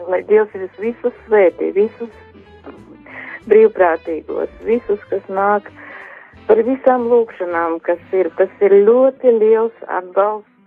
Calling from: Riga, Latvia; Es esmu Rīga

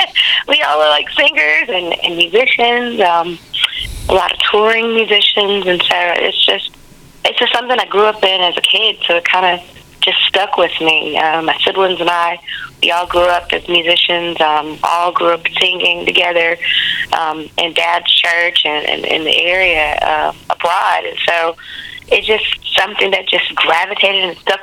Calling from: Huntsville, Alabama, United States

